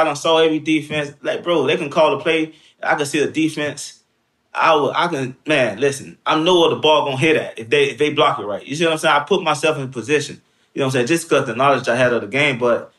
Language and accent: English; Miami, Florida, United States; And I'm from Miami, so he played the same position.